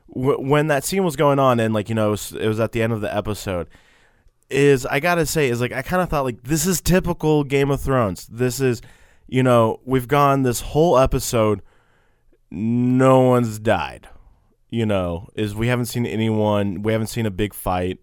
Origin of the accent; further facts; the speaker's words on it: Texas, United States; we're from Texas